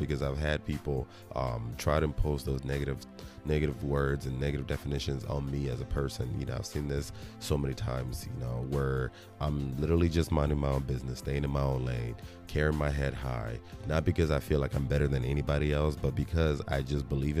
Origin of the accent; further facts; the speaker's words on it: Nigeria; moved away; especially as a Nigerian, especially, you know, coming from Nigeria, having lived in Nigeria